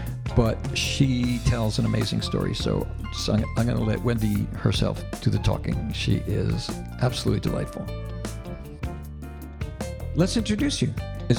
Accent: Long Island, New York, United States; moved away; also born or lived in Westchester; I grew up in Long Island, moved to Westchester

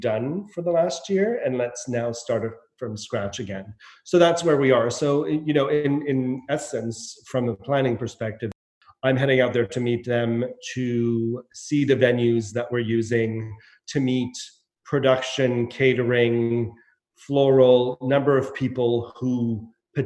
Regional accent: Nova Scotia, Canada; moved away as an adult; also born or lived in Montreal; now in London, United Kingdom; This is my hometown

